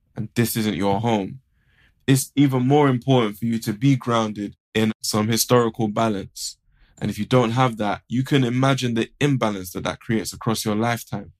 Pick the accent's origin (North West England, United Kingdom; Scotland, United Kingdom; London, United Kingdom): London, United Kingdom; I'm from Harlesden, basically, Northwest London.